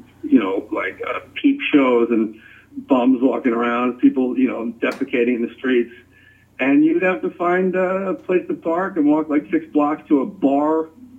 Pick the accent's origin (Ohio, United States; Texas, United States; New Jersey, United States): New Jersey, United States; I was into the ocean. I spent my summers and like every conceivable free moment in Barnegat Bay.